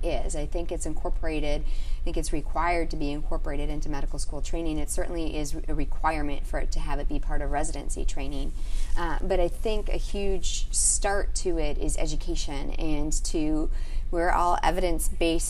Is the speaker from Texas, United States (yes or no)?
no; Wisconsin, United States; I grew up in Wisconsin